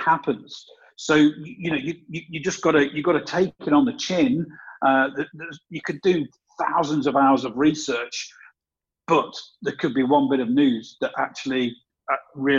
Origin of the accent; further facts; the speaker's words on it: England, United Kingdom; also born or lived in south of Spain; now in Spain; I'm English, but I don't live in England.